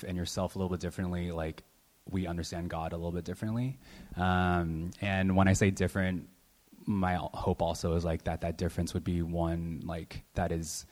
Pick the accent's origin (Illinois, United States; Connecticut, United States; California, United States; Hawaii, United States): California, United States; San Francisco; now in Oakland, United States; I was born and raised in San Francisco.